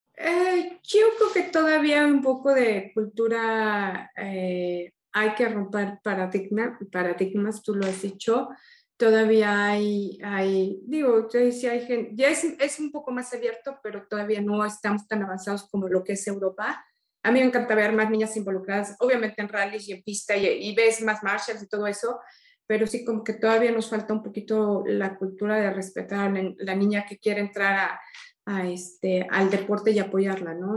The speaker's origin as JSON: {"language": "Spanish", "country": "Mexico", "said": "soy la primera mexicana"}